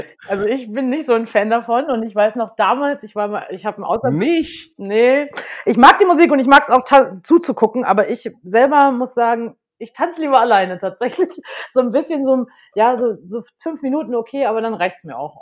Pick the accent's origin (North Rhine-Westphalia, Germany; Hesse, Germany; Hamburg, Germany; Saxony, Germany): North Rhine-Westphalia, Germany; Unna; moved away as an adult; also born or lived in Madrid, Spain; bin geboren in Unna, das ist bei Dortmund aus dem Ruhrpott und habe da auch die ersten neunzehn Jahre meines Lebens gelebt